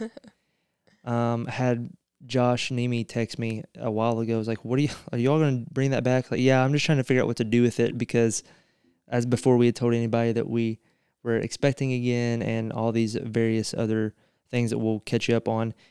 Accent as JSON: {"language": "English", "region": "central Eastern Kentucky", "country": "United States", "tie": "born or raised there", "said": "my hometown"}